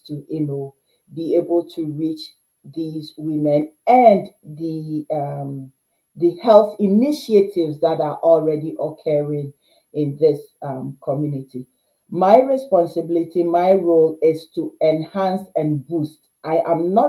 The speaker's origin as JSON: {"language": "English", "country": "Ghana", "moved": "yes", "lives_now": "Canada", "said": "as a Ghanaian Canadian"}